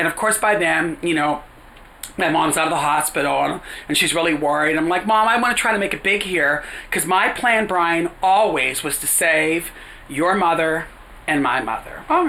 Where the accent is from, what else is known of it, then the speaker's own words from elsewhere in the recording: New York, United States; also born or lived in Silver Lake, United States; She liked my energy. I was from New York and things like that.